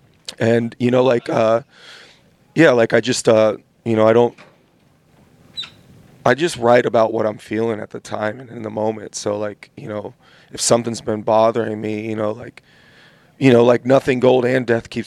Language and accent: English; California, United States; I grew up in California